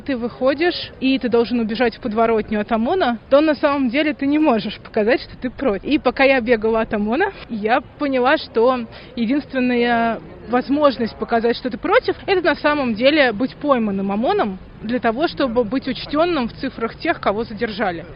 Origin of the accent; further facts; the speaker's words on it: Russia; я из России